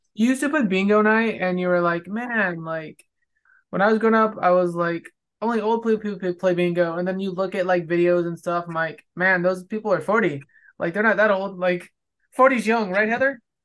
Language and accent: English; California, United States; now in Texas, United States; growing up in California